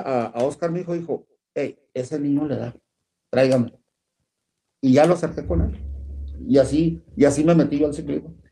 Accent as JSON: {"language": "Spanish", "town": "Parral", "region": "Chihuahua", "country": "Mexico", "lives_now": "Ciudad Juárez, Mexico", "said": "yo soy de Parral, beisbolero"}